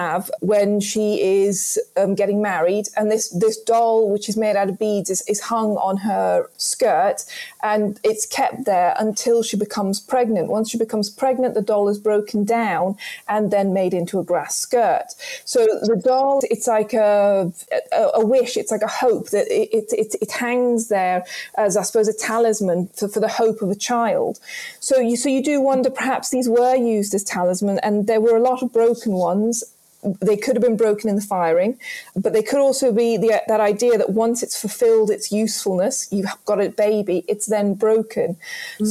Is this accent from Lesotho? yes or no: yes; Lesotho; moved away; I was brought up in Lesotho